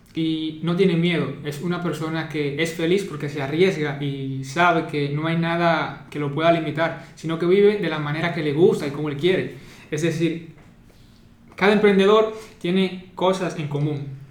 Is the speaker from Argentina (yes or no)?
no; Dominican Republic; soy dominicano y actualmente estudiante